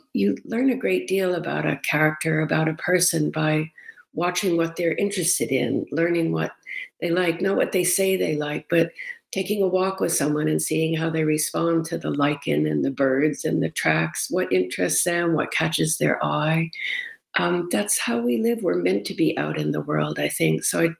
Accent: Massachusetts, United States; born or raised there; also born or lived in Rochester, United States

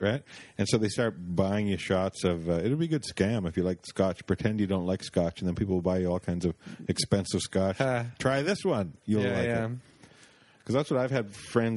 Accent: Canada; I am Canadian

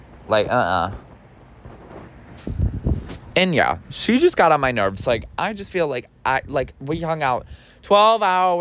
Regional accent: suburban Ohio, United States; now in New York City, United States; I was from Ohio, like suburban Ohio

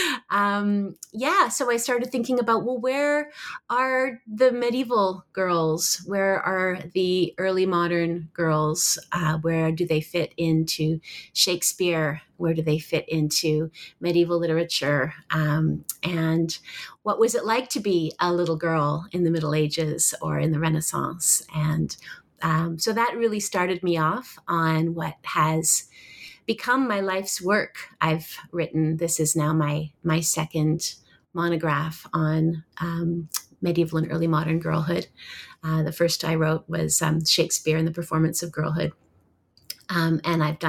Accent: Toronto, Ontario, Canada; also born or lived in Vancouver, Canada / Oxford / Stanford; I was born in Vancouver, Canada, and grew up in Toronto

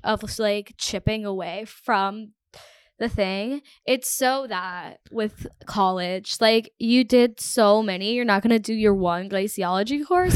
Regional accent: United States; also born or lived in Toronto; I'm from America

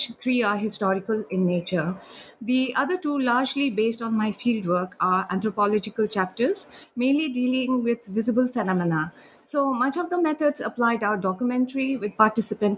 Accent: India; also born or lived in Sikkim, India; I'm from India and I have lived in Sikkim for a few years

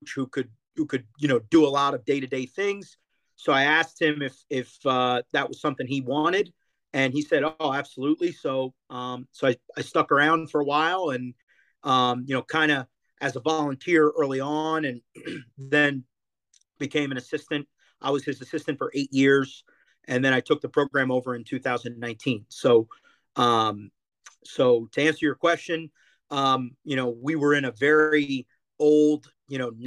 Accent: Toms River, New Jersey, United States; moved away; There's a park 5 blocks down from where I grew up in Toms River, New Jersey

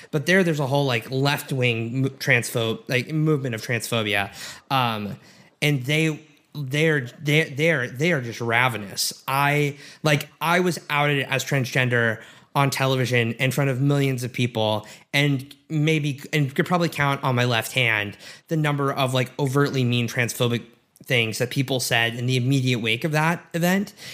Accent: Edmond, Oklahoma, United States; moved away as an adult; also born or lived in Massachusetts; I grew up in Edmond, Oklahoma, very conservative

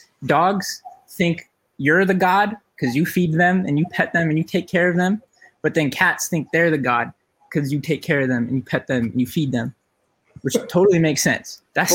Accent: Las Vegas, Nevada, United States; I'm born and raised on East Side

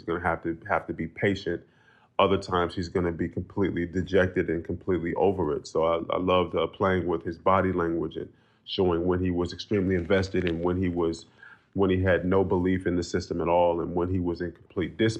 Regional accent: Oakland, California, United States; I grew up in Oakland, California, not even a mile away from DeFermi Park

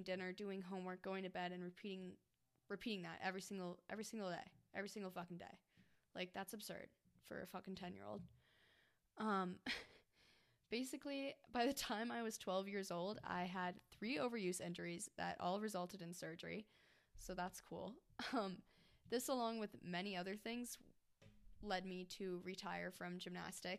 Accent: Golden, Colorado, United States; I'm from Golden, Colorado

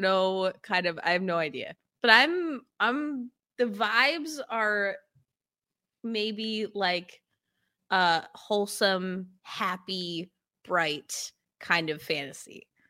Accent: upstate New York, United States; I'm from upstate New York, uh, grew up on a farm in the middle of nowhere

